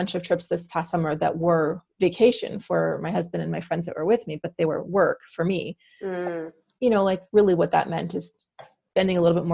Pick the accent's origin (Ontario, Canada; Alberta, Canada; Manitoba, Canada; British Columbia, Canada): British Columbia, Canada; New Westminster; also born or lived in Halifax; I'm from New Westminster, BC. I am one of the sort of rare born and bred Vancouverites.